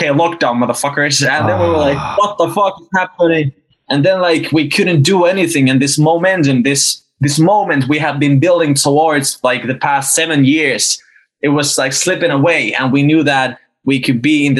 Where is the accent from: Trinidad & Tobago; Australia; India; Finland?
Finland; Oulu, North Ostrobothnia; our hometown in Northern Finland. It's a smaller town called Oulu